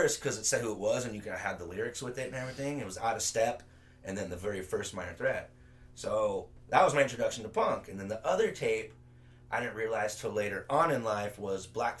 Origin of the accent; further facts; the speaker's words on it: Solana Beach, California, United States; Yeah, I was born and raised in Eden Gardens in Solana Beach.